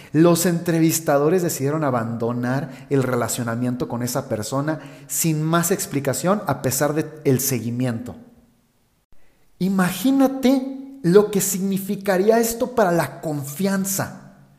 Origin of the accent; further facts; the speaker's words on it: Guadalajara, Jalisco, Mexico; de donde yo soy, en Guadalajara, en México